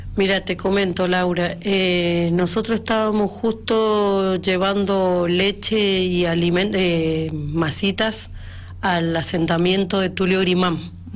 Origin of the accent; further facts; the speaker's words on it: Argentina; yo como argentina que soy